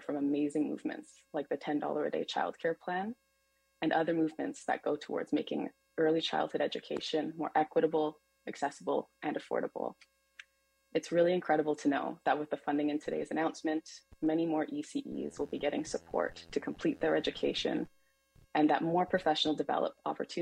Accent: Winnipeg, Manitoba, Canada; now in Vancouver, Canada; I'm originally from Treaty One territory known as Winnipeg, Manitoba

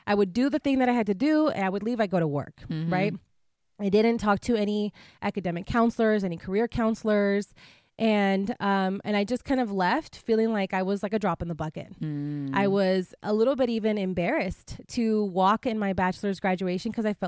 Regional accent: Imperial Valley, California, United States; also born or lived in Mexicali, Mexico; So I was born in Mexicali, Mexico, mm-hmm. and I was raised in a small border town in California called the Imperial Valley. It's a really small town, and it's about a four-hour drive from here.

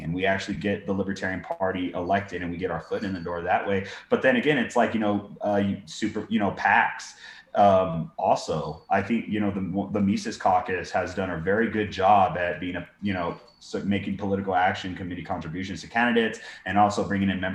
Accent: Texas, United States; in Texas, you know, dude, my hometown in B County, county of 30,000 people

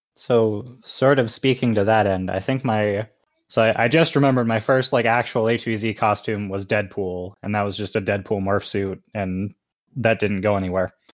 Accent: Boston, Massachusetts, United States; I am a Bostonian

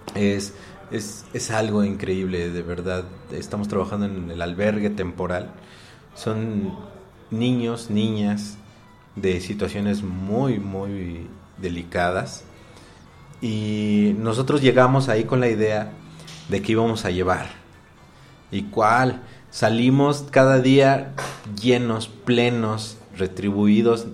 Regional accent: Mexico; Son cosas que nos identifican como mexicanos.

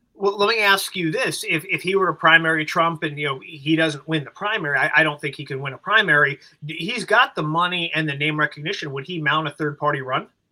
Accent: Los Angeles, California, United States; I come from Los Angeles.

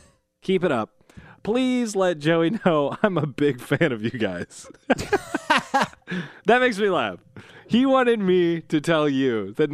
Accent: South Bend, Indiana, United States; So from South Bend loosely. Yeah. My hometown.

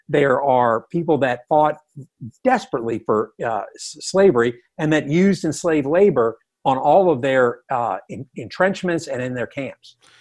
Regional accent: the South, United States; I grew up in the South

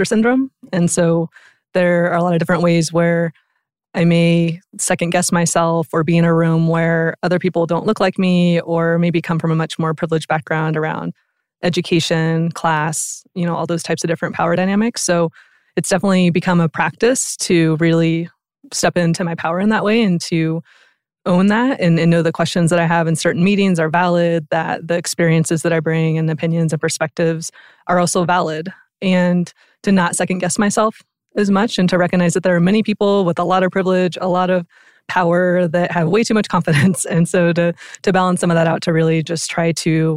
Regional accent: Oregon, United States; moved away as an adult; now in Denver, United States; I'm from Oregon originally.

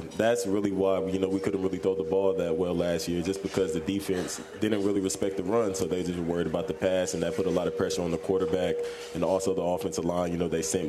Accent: Columbus, Ohio, United States; moved away as an adult; now in Louisville, United States; I'm from Columbus, so 3 hours north

